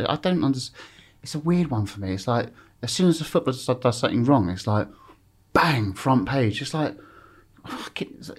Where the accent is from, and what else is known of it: Epsom, South East England, United Kingdom